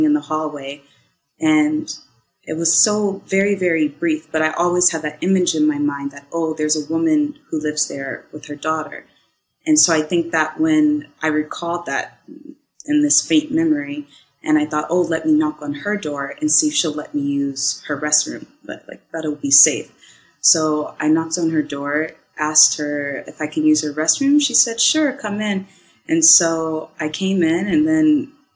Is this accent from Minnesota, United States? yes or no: yes; Minnesota, United States; moved away as an adult; also born or lived in California; I'm from Minnesota, and I traveled to California for acting